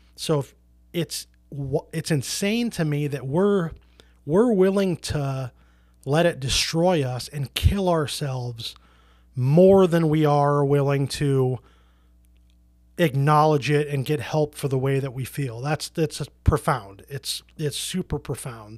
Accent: Portland, Oregon, United States; also born or lived in rural Minnesota; now in Minnesota, United States; I grew up in Portland, Oregon, which is a very liberal hippie city

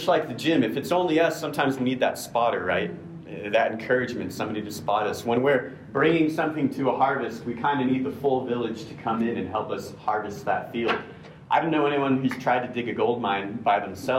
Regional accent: United States; as an American male

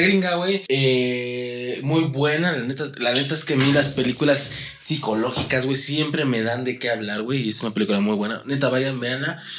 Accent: Mexico; yo soy mexicano

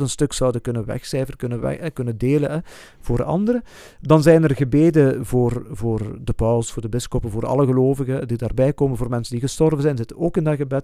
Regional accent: Flanders, Belgium; bij ons in Vlaanderen

